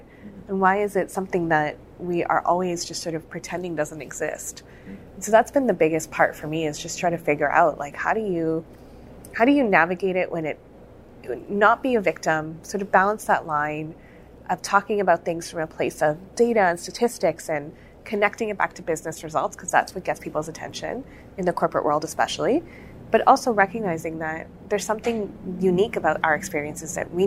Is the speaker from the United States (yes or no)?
no; Calgary, Alberta, Canada; I've born and raised in Calgary